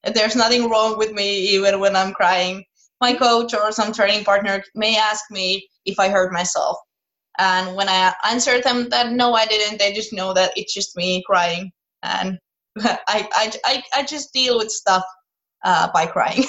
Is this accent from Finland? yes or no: yes; Finland; I was raised in Finland. I was born in Finland. I've been here my whole life